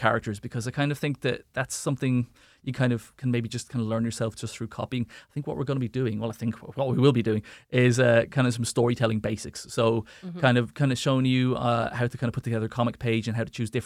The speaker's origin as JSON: {"language": "English", "town": "Wexford", "region": "Leinster", "country": "Ireland", "tie": "born or raised there", "said": "the Arts Centre is a huge part for me kind of growing up in Wexford, and still is"}